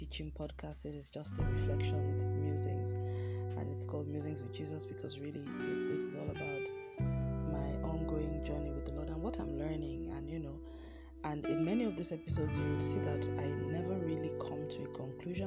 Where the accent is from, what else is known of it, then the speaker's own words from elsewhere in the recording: Nigeria; my home country, Nigeria